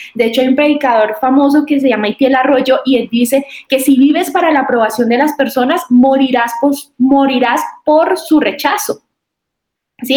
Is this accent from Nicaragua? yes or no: no; Boyacá, Colombia; soy de Boyacá, soy boyacense